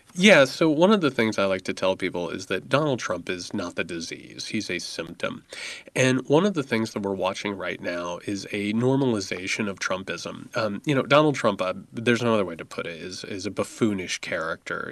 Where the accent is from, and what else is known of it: United States